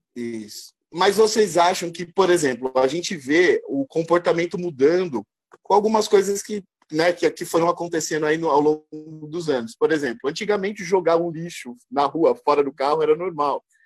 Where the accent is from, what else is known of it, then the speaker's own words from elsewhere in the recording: Brazil; somos brasileiros